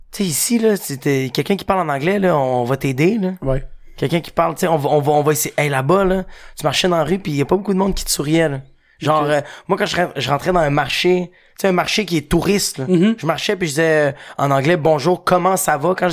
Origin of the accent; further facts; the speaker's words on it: Quebec, Canada; moi, je suis un Québécois. Moi, je suis né ici.